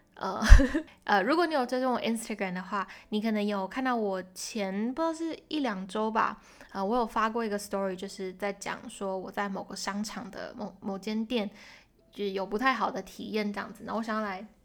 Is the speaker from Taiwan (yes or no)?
yes; Taiwan; moved away as an adult; now in Hong Kong; 我是台湾人